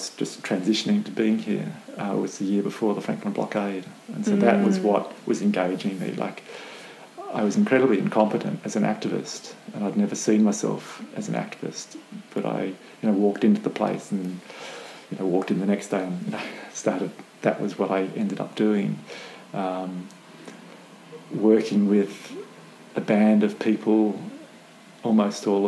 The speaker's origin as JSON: {"language": "English", "town": "Canberra", "region": "Australian Capital Territory", "country": "Australia", "tie": "born or raised there", "also_born_or_lived": "Melbourne", "moved": "as an adult", "lives_now": "Hobart, Australia", "said": "I was born in Melbourne, but grew up in Canberra"}